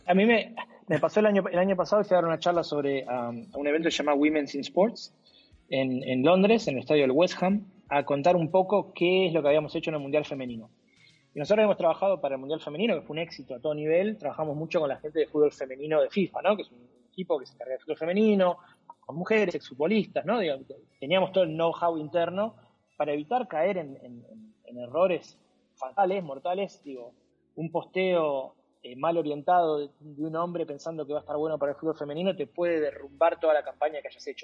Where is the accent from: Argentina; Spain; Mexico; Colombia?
Argentina; como argentino, crecí con el póster de él